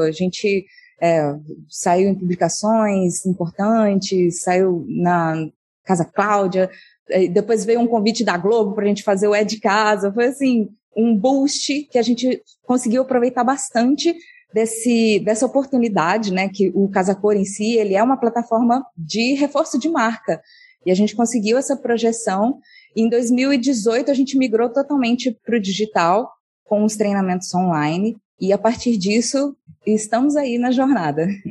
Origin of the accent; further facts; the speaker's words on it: Monte Sião, Minas Gerais, Brazil; moved away as an adult; also born or lived in Rio de Janeiro; eu sou do interior de Minas a, numa cidade chamada Monte Sião